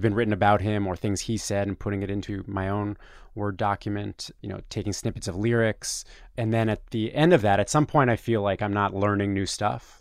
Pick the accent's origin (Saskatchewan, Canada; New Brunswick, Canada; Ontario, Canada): Ontario, Canada; Toronto; moved away as an adult; now in New York, United States; I'm from Toronto, Canada, and I came to New York to try and work in journalism in two thousand five.